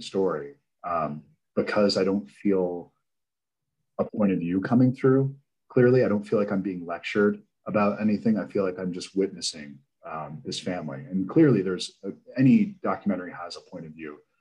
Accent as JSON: {"language": "English", "region": "Delaware", "country": "United States", "tie": "born or raised there", "said": "I was raised in Delaware."}